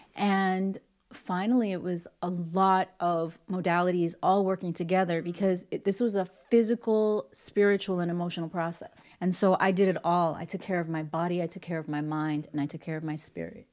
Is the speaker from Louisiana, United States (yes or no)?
no; New York City, New York, United States; moved away; also born or lived in Hollywood; growing up in the Bronx